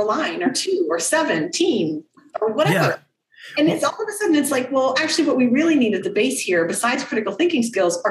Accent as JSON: {"language": "English", "country": "United States", "also_born_or_lived": "Czech Republic", "moved": "yes", "said": "as an American"}